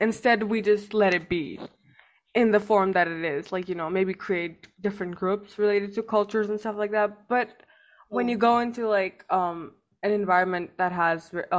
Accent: China; like my passport says I'm Indian, but coming here, you know, you've lived all your life in China

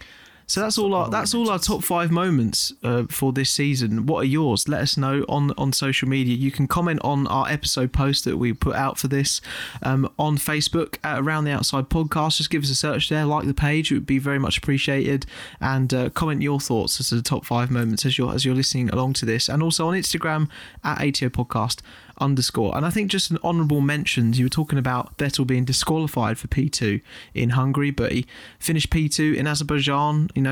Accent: United Kingdom; And obviously, being British fans, this could be seen as biased

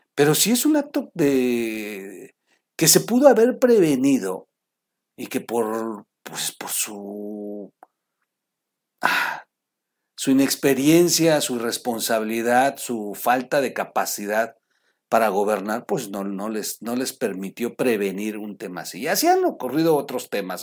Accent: Mexico

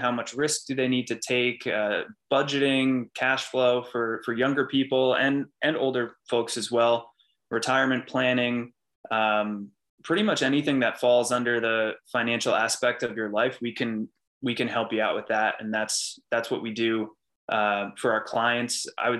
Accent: Wall Township, New Jersey, United States; also born or lived in York, Pennsylvania; I grew up in Wall Township, New Jersey. It's in Monmouth County, right on the beach

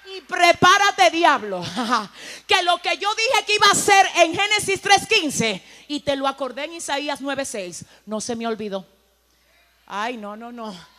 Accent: Dominican Republic; mi tierra, República Dominicana. Mi isla, Santo Domingo

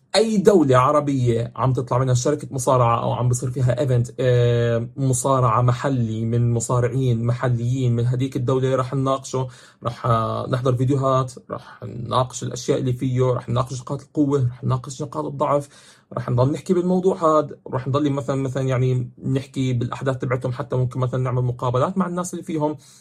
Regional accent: Jordan; عندنا بالاردن

